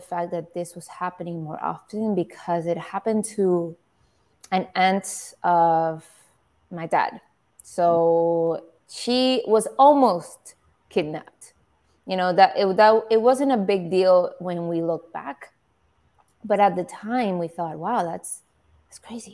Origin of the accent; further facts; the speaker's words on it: Caracas, Capital District, Venezuela; moved away; the people I grew up with, my age that I grew up with in Caracas